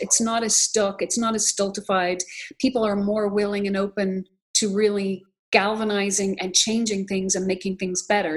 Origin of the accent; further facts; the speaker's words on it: Ireland; now in United States; I'm from Ireland originally. I became an American citizen in 2006